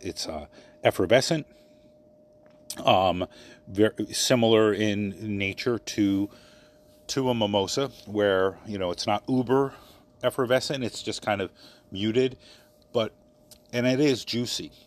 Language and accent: English; Maryland, United States; moved away; my hometown in Maryland